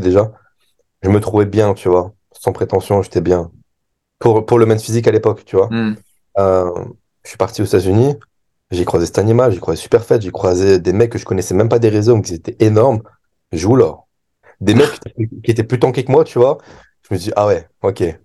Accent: France; en tant que Français

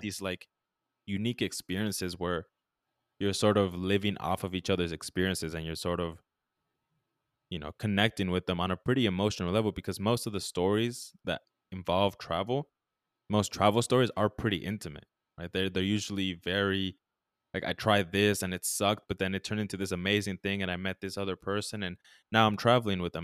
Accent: United States; as American tourists

